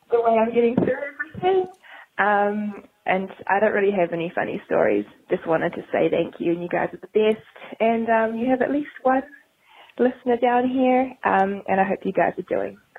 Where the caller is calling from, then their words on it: New Zealand; I'm calling from New Zealand.